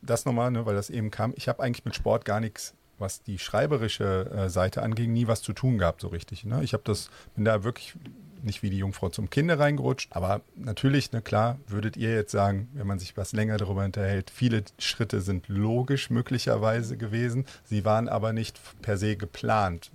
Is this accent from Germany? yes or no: yes; North Rhine-Westphalia, Germany; Ich selber bin Rheinländer, klassisch im Rheinland mhm. geboren und auch aufgewachsen.